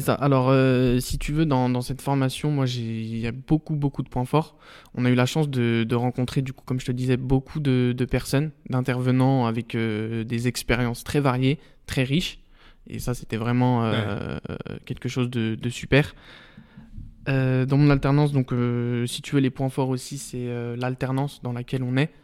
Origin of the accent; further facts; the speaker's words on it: Saint-Genis-Laval, Auvergne-Rhône-Alpes, France; also born or lived in Pierre-Bénite; 100%, 100% Saint-Genois, donc voilà, j'ai passé toute, toute ma vie là-bas et encore aujourd'hui, j'y suis encore